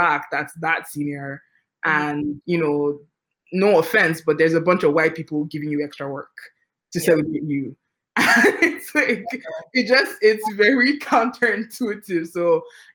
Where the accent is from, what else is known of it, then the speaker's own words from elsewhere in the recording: Nigeria; moved away; I'm an immigrant, right? So, like, I grew up in Nigeria